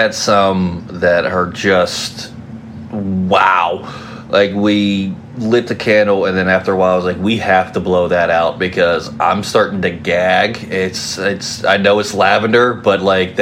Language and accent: English; West Virginia, United States; if you grew up around me in West Virginia